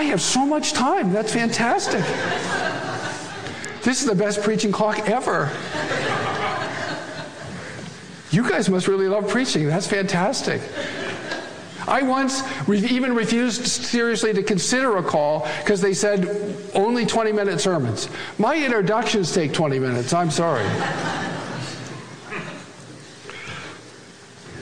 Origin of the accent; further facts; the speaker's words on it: Great Plains, United States; every Swedish pietist's home all across the plains where I'm from